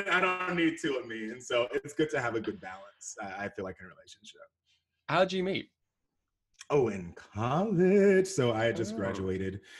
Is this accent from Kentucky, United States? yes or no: no; Houston, Texas, United States; now in Dallas, United States; Born and raised Houston, Texas. Uh, I was born in Houston, and I've been in Dallas for ten to twelve